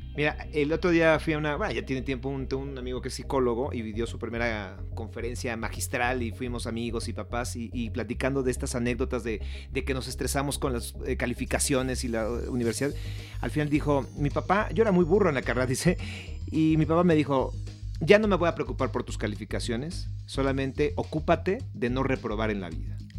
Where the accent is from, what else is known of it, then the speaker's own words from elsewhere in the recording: Mexico; orgullo como mexicano